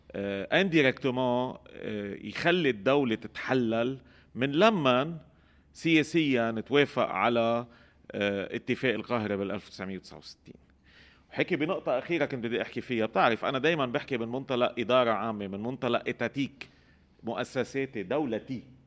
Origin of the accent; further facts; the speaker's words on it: Lebanon; عندنا بلبنان